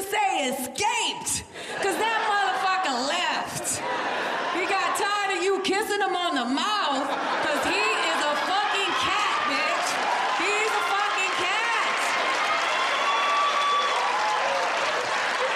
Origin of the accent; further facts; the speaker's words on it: Florida, United States; now in Los Angeles, United States; I'm from Florida